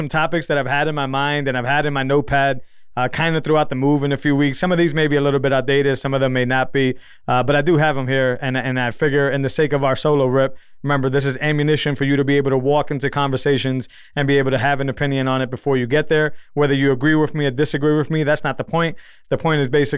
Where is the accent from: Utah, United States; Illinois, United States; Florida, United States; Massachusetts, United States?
Massachusetts, United States; I come from Massachusetts, so I'm coming from Massachusetts.